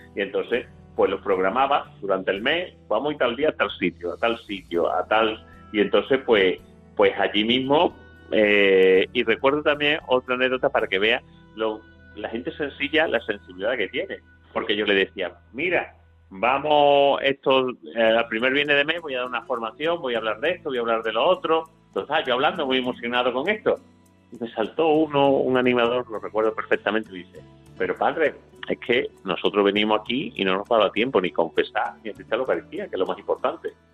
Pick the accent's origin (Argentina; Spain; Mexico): Spain; also born or lived in Peru; como eran españoles igual que nosotros